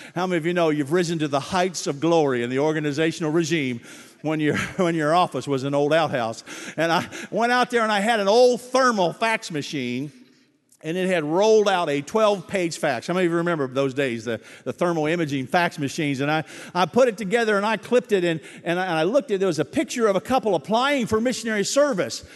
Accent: Dayton, Ohio, United States; moved away; We didn't go on missions trips in Dayton, Ohio. It was the armpit of the state. You just, you didn't need to go on a missions trip. We were in the mission field

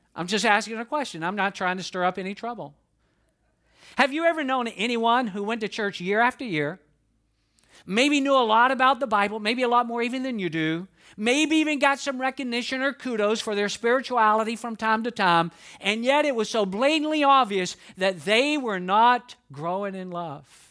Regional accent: Atlanta, Georgia, United States; accent: Southern drawl; I'm from the South. I'm from Atlanta, Georgia. That is no secret. I have a Southern drawl

